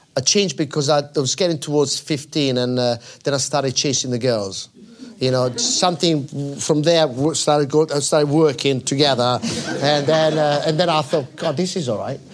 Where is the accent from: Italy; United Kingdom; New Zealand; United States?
Italy; Milan, Lombardy; I was born in Milan, in the outskirts of Milan, close to the racetrack